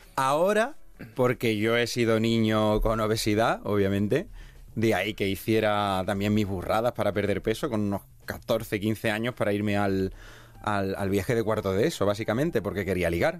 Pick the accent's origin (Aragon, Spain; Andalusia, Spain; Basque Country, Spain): Andalusia, Spain; Seville; moved away as an adult; now in Segovia, Spain; yo soy de Sevilla, me mudé a Segovia